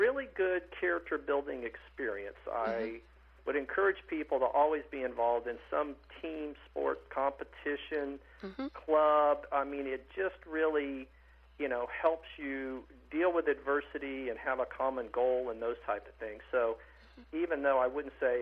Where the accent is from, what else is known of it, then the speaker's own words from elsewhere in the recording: Athens, Tennessee, United States; also born or lived in Etowah, Tennessee; now in Orlando, United States; I was born in Athens, and not Athens, Greece, but Athens, Tennessee.